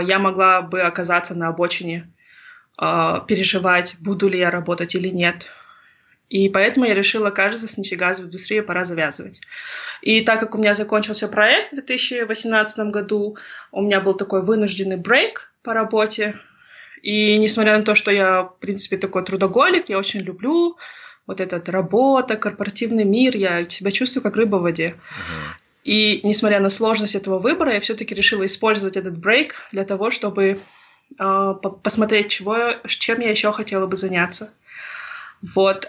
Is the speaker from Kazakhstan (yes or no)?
yes; Tselinograd Region, Akmola Region, Kazakhstan; first language Russian; moved away as an adult; also born or lived in Singapore; я сама уроженка Целиноградской области и выросла в окружении русских